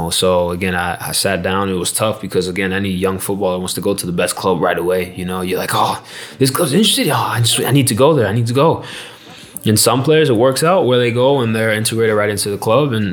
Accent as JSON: {"language": "English", "country": "Jamaica", "also_born_or_lived": "United States", "said": "So I think, look, I I'm Jamaican through and through."}